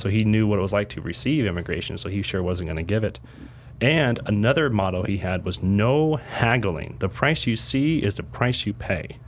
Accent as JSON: {"language": "English", "town": "Yuba City", "region": "California", "country": "United States", "tie": "born or raised there", "said": "I was born in Yuba City."}